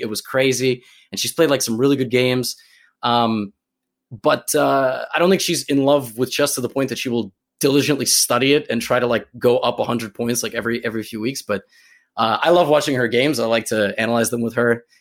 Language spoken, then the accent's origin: English; New York, United States; I'm from New York